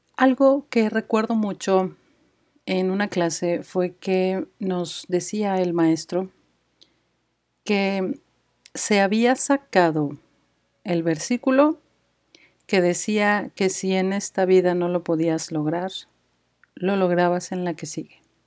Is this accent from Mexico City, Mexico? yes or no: yes; Mexico City, Mexico; moved away as an adult; now in Guadalajara, Mexico; soy de Ciudad de México